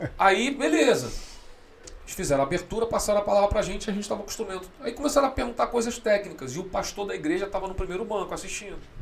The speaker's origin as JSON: {"language": "Portuguese", "region": "Rio de Janeiro", "country": "Brazil", "tie": "born or raised there", "also_born_or_lived": "Resende / Sweden", "said": "sou nascido criado ali na ladeira ali na Maria Maria, no uhum. do Andaraí."}